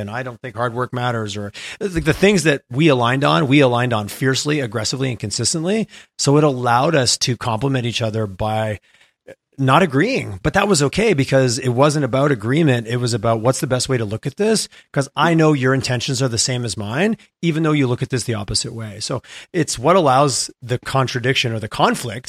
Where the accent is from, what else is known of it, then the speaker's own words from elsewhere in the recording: Montreal, Quebec, Canada; moved away as an adult; now in Calgary, Canada; I grew up in Montreal.